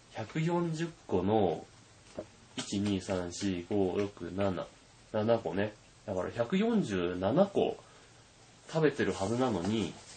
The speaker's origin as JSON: {"language": "Japanese", "area": "the area hit by the March earthquake", "region": "Tohoku", "country": "Japan", "tie": "born or raised there", "said": "あのまあ私も生まれはその辺なんで、大変思い出の深い地域でございます"}